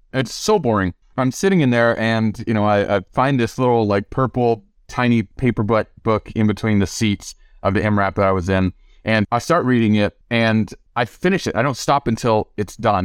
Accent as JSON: {"language": "English", "region": "the South", "country": "United States", "tie": "born or raised there", "said": "I grew up in the South, in a poor part of the country, in a poor part of the state on wick and food stamps"}